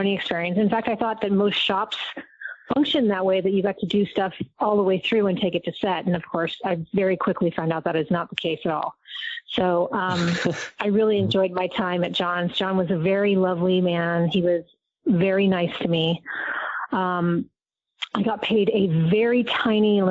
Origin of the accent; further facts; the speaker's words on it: Southern California, United States; also born or lived in Agoura Hills; I grew up in Southern California